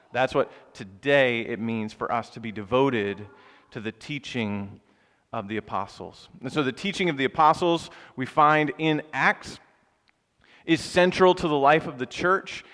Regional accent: the South, United States; moved away as an adult; now in Philadelphia, United States; where I grew up in the South

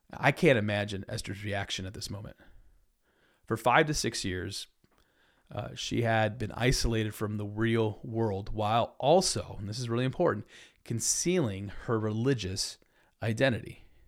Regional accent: United States; I love being American

